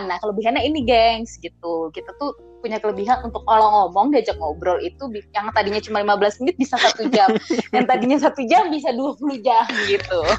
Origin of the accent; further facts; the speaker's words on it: Jakarta, Indonesia; moved away as an adult; Jakarta tinggal di Jakarta tapi gue harus pindah demi udah lebih tepatnya gue harus merantau ke Jogja untuk kuliah.